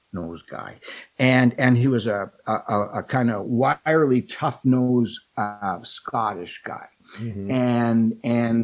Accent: Canada; I'm a Canadian

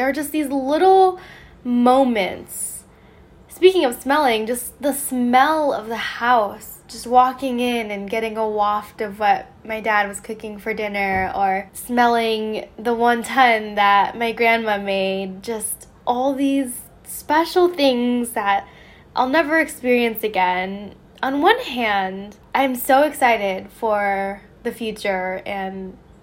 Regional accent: a suburb of Las Vegas, Nevada, United States; moved away as an adult; also born or lived in San Diego / New York / Florence; I am moving out of my hometown. And what's funny is I always poke fun at my hometown. It's a suburb from Vegas

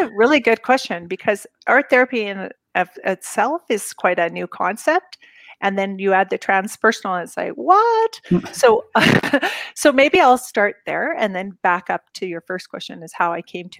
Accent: Canada; moved away as an adult; also born or lived in Japan; I grew up in Canada

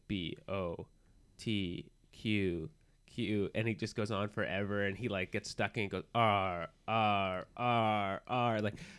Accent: Los Angeles, California, United States; Yeah, that's true. I'm from Los Angeles.

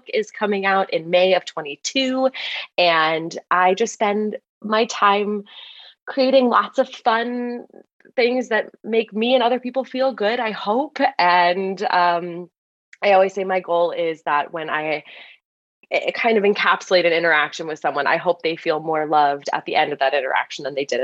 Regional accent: Los Angeles, California, United States; I grew up in Los Angeles, California

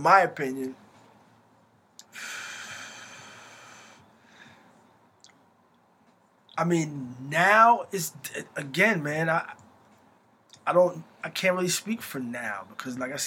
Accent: Morristown, New Jersey, United States; My family's from Morristown, so I consider myself a Morristonian because it's been so long now. Like my grandmother and I was raised in Morristown

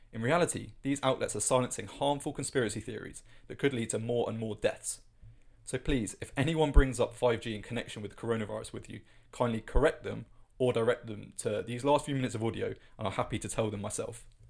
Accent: United Kingdom; as a Brit

